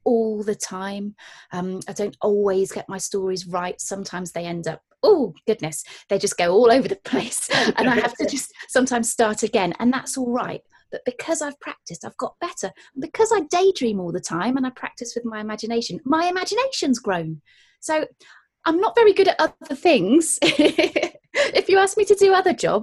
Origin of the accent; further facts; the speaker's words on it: Gloucestershire, South West England, United Kingdom; I'm from the countryside in Gloucestershire